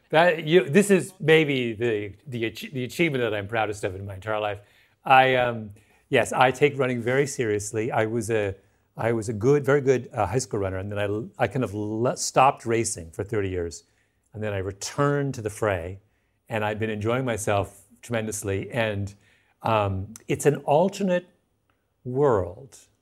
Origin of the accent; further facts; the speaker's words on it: Canada; now in United States; I'm not an American, I'm a Canadian